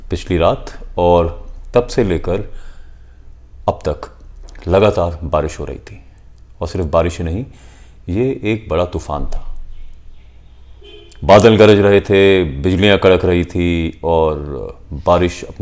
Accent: Shimla, Himachal Pradesh, India; पर जब आप शिमला में हैं और जिस शहर में आप पले बड़े

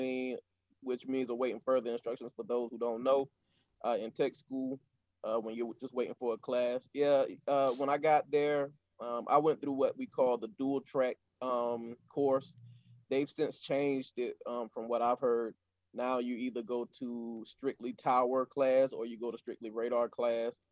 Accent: Sumter, South Carolina, United States; moved away as an adult; also born or lived in Yokota Air Base, Japan; my hometown of Sumter, South Carolina at Shaw Air Force Base

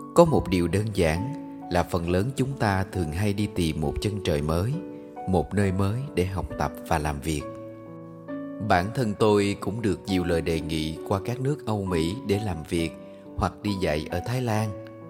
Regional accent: Can Tho, Vietnam; also born or lived in Ho Chi Minh City; tôi quay lại cần thơ làm việc

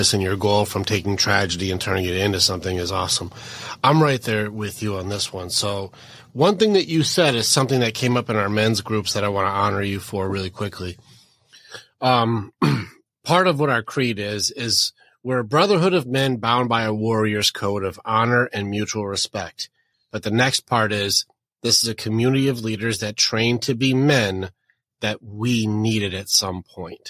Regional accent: Detroit, Michigan, United States; I grew up in Detroit.

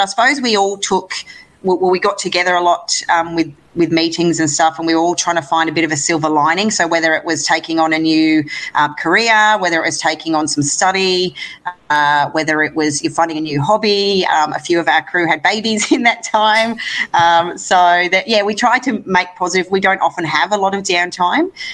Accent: Gold Coast, Queensland, Australia; a home Commonwealth Games in my hometown, uh, World Bowls in my hometown

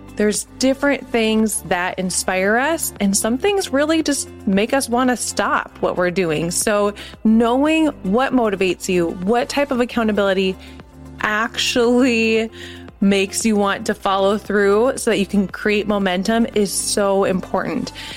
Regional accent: Minneapolis, Minnesota, United States; We're from Minneapolis.

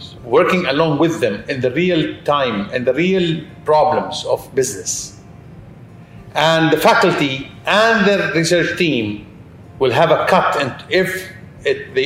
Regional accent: United Arab Emirates; I'm from United Arab Emirates

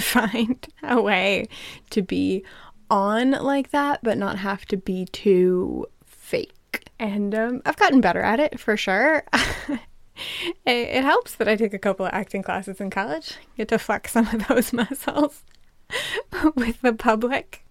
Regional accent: United States; I am American

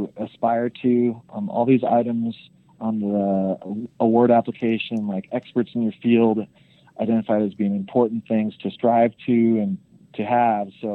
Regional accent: Idaho, United States; I'm from Idaho, so it's a rural state.

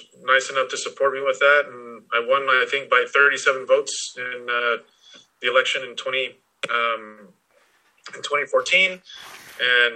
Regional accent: Wyoming, United States; moved away as an adult; also born or lived in Albuquerque, New Mexico / Washington, D.C.; I'm originally from Wyoming

